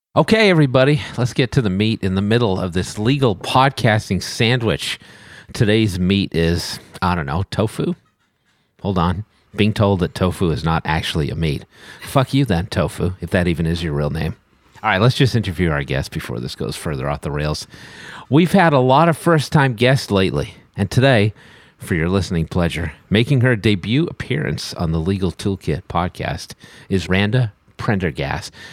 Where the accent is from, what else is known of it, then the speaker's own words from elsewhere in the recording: Boston, Massachusetts, United States; I am from the Boston area